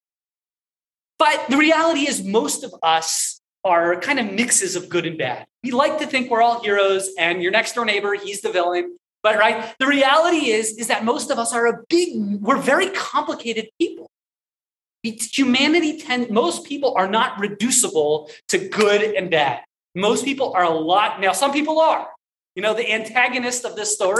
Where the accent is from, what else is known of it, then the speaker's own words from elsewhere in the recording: Southern Maryland, United States; I grew up in Maryland, in Southern Maryland.